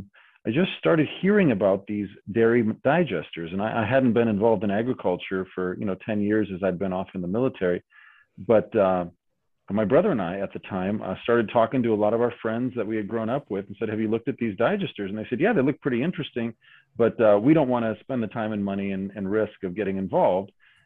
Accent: Skagit County, Washington, United States; moved away as an adult; now in Redding, United States; I grew up in Northwest Washington in Skagit County, which is just one county down from Linden, and it's one of those little dairy-centric counties on the coast there in rainy Washington.

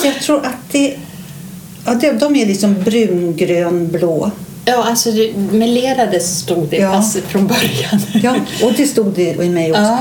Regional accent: Dalarna County, Sweden; now in Stockholm, Sweden; är 65 år, bor också i Stockholm, har mitt ursprung från Dalarna

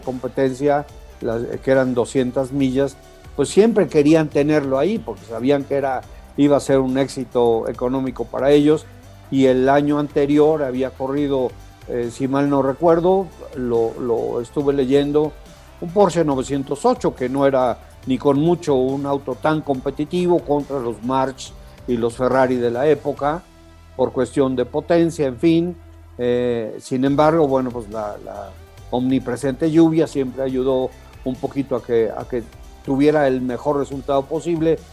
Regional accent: Mexico; somos mexicanos

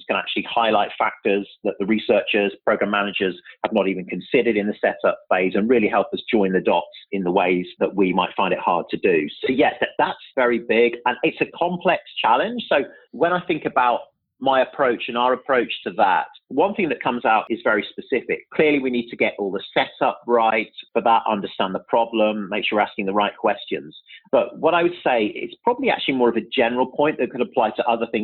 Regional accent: Birmingham, West Midlands, United Kingdom; also born or lived in London; now in New York, United States; I'm actually originally from Birmingham, so I don't want to forget my roots. So that's where I'm originally from in the UK

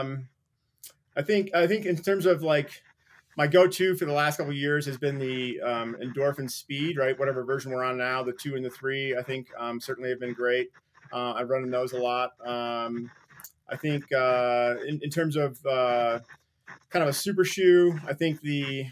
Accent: Midwest, United States; now in Colorado, United States; I grew up skiing in the Midwest.

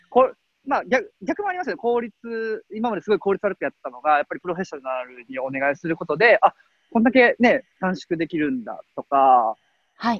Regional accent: Osaka, Japan; 僕大阪生まれなんで

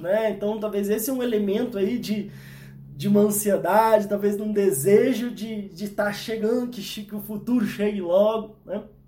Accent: Brasília, Federal District, Brazil; eu sou de Brasília, né? Nasci aqui em Brasília.

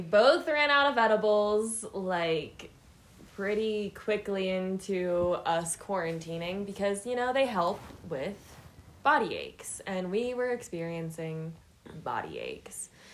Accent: Pittsburgh, Pennsylvania, United States; moved away as an adult; now in Colorado, United States; I'm from Pittsburgh, Pennsylvania. Proud.

